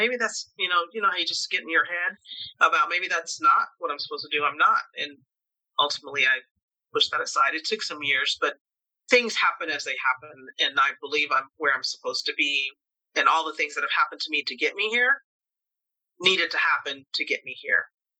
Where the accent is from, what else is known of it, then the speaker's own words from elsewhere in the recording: Tuskegee, Alabama, United States; It started as me as a little girl in Alabama. I was born in Tuskegee, Alabama, United States, Southern state, in 1960